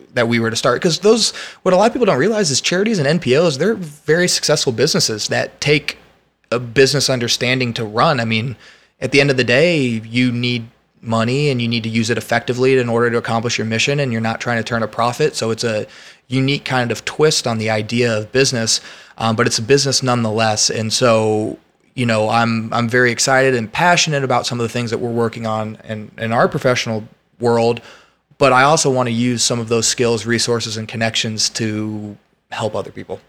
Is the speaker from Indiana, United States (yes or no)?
yes; West Lafayette, Indiana, United States; moved away as an adult; now in Austin, United States; I went to college in my hometown